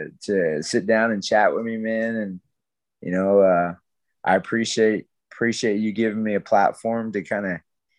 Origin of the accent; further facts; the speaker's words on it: Carnegie, Oklahoma, United States; also born or lived in Dallas, Texas; she moved all of us, me and my siblings, our whole family, back to Carnegie. And we ended up growing up over there my whole life, you know, up until I graduated high school